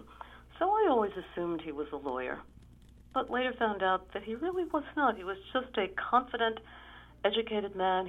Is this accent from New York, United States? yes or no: yes; New York City, New York, United States; I was born in Brooklyn.